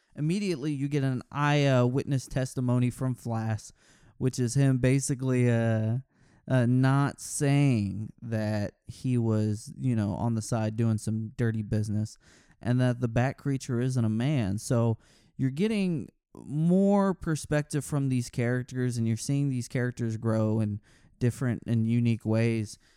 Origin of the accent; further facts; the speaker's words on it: Texas, United States; I'm from Texas.